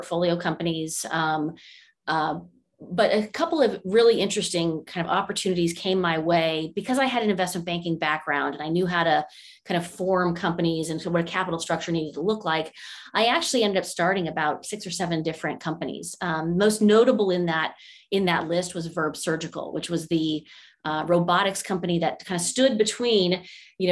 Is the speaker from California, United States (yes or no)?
yes; California, United States; also born or lived in Monterey, California / Washington, District of Columbia, United States; I was born and raised here in California, which is, I'm fairly one of the rare natives to the state